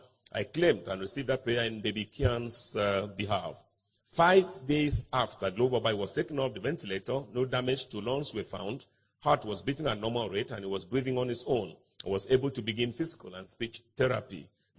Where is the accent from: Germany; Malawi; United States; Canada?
Malawi; I'm from Malawi, by the way.